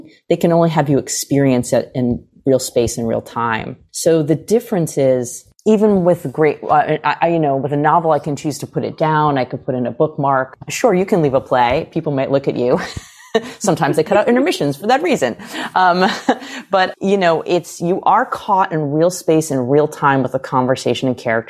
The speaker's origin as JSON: {"language": "English", "country": "United States"}